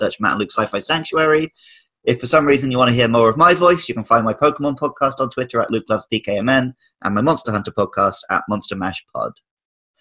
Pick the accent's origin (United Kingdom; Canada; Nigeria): United Kingdom; now in Japan; as a Brit